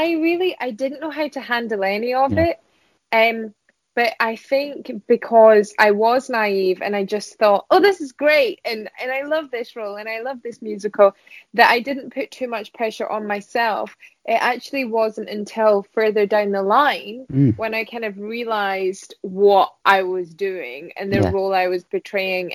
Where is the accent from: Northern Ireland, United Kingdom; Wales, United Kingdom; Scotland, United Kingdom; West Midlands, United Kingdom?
Scotland, United Kingdom; also born or lived in Vienna, Austria; I'm Scottish